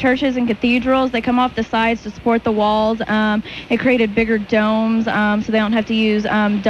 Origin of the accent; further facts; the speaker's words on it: Midland, Texas, United States; moved away as an adult; now in Dallas, United States; My parents live in Midland. I'm from Midland.